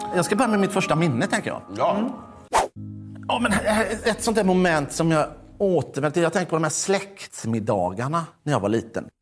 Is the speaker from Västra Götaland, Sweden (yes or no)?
yes; Mölndal, Västra Götaland, Sweden; jag är från Mölndal